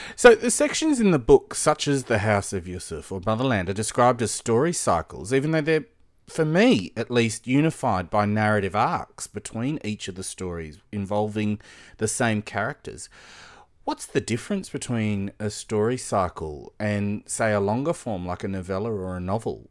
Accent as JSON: {"language": "English", "town": "Sydney", "region": "New South Wales", "country": "Australia", "tie": "born or raised there", "said": "I'd say, \"Well, Blacktown.\""}